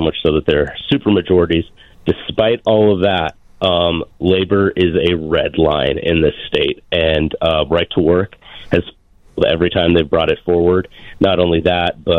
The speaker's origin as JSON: {"language": "English", "region": "Montana", "country": "United States", "said": "I am from the great state of Montana"}